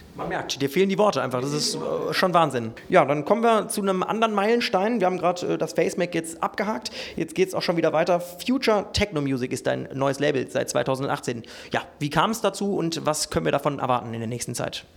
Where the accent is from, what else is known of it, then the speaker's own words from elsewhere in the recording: Ruhr area, North Rhine-Westphalia, Germany; du kommst äh, genau wie ich aus dem Ruhrgebiet